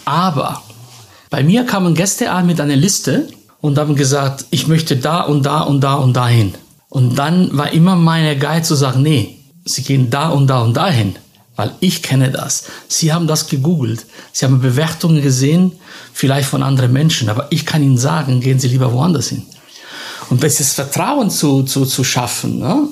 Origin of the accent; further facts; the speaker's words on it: Naples, Campania, Italy; moved away; ich bin in einem Haus in Neapel aufgewachsen mit einem Concierge